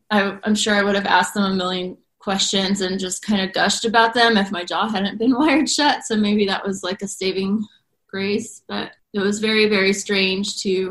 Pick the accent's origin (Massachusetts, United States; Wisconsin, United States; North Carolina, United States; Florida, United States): North Carolina, United States; moved away; I'm from North Carolina and my parents live on a farm